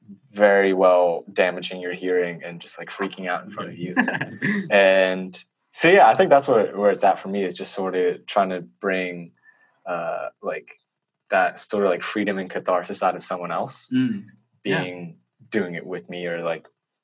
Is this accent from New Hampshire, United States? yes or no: no; Pennsylvania, United States; There was a fateful night in Vermont. I'm not from Vermont, but I met...